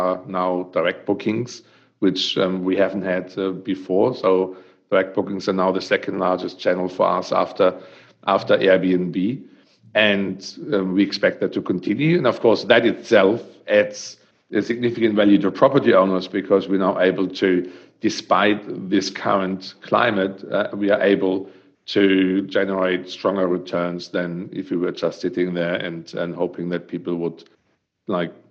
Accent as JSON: {"language": "English", "country": "Germany", "also_born_or_lived": "Western Australia / Queensland", "accent": "German", "second_language": "English", "moved": "as an adult", "lives_now": "Australia", "said": "as you can hear with my great accent, is I'm coming from Germany, and I came here. My daughter always says it's ridiculous, 12 years ago, and I still speak like I arrived here yesterday"}